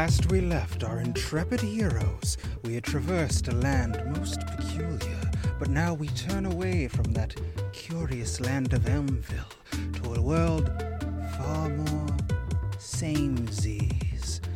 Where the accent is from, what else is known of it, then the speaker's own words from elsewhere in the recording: Chicago, Midwest, United States; I am, in fact, from the Midwest. I claim Chicago